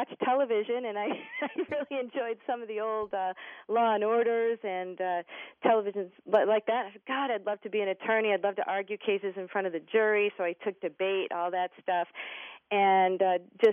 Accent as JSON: {"language": "English", "town": "Rome", "region": "New York", "country": "United States", "tie": "born or raised there", "also_born_or_lived": "Boston, Massachusetts", "moved": "as an adult", "said": "Rome, New York was a great place to grow up"}